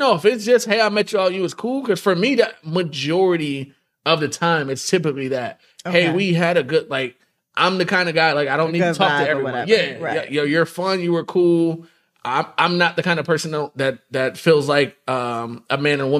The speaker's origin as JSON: {"language": "English", "town": "Buffalo", "region": "New York", "country": "United States", "said": "I'm from Buffalo"}